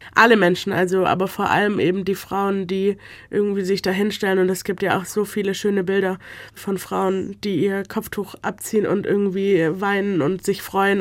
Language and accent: German; Stuttgart, Baden-Württemberg, Germany; Ich bin in Deutschland geboren, aufgewachsen, ich gehe schon immer hier zur Schule